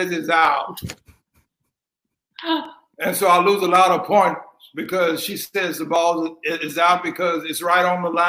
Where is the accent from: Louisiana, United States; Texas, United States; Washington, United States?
Louisiana, United States; born there